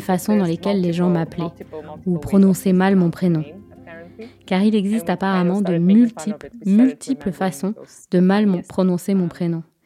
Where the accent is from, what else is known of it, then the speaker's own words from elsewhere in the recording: Moscow, Russia; moved away; also born or lived in Nagorno-Karabakh; Je suis née à Moscou